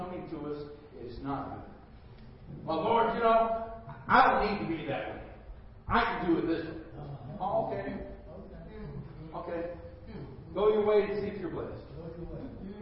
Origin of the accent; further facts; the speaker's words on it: United States; I'm American